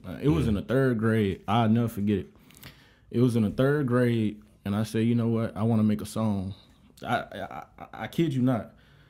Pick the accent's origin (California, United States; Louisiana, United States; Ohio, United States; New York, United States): Louisiana, United States; Monroe; moved away as an adult; now in Savannah, United States; I'm from originally Monroe, Louisiana, 318 Stand Up.